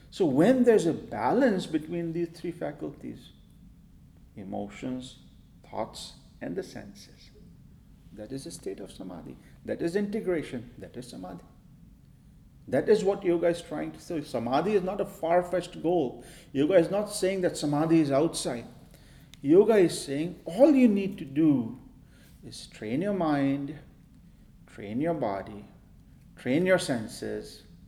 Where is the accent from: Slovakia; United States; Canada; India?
India; Maharashtra; I grew up in India and I grew up in a yoga